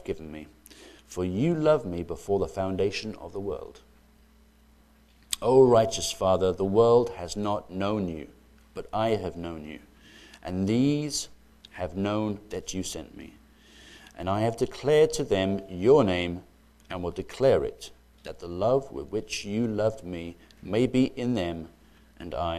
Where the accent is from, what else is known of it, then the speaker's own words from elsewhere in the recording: United Kingdom; I grew up in Britain, and My parents are from the Republic of Ireland